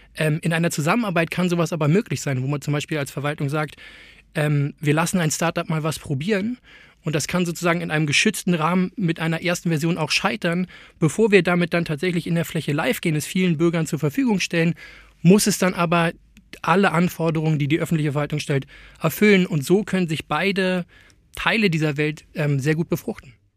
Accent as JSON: {"language": "German", "country": "Germany", "said": "als Deutscher"}